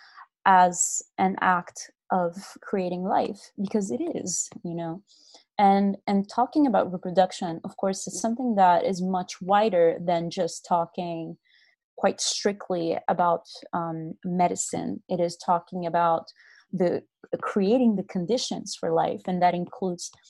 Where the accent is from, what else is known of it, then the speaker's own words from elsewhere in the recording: Brazil; I'm from Brazil